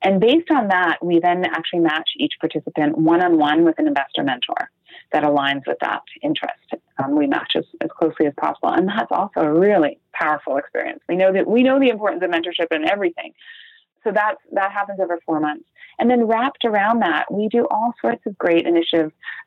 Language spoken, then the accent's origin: English; Canada; being Canadian